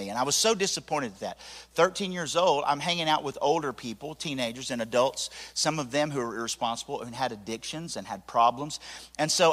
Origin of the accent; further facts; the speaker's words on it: Tennessee, United States; I'm from Nopone Valley.